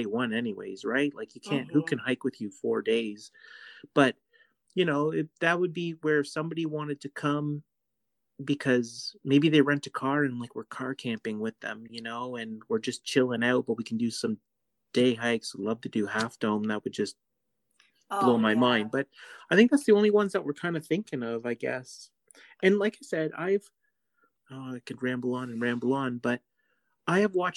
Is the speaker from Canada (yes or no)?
yes; Canada; we're from Canada